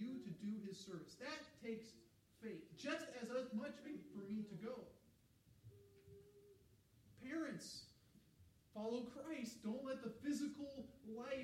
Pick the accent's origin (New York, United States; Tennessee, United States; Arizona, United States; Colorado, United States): Colorado, United States; I grew up in Colorado